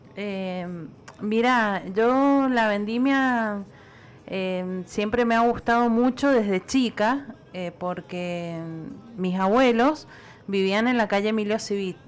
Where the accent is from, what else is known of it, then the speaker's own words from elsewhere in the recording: Mendoza, Argentina; como mendocina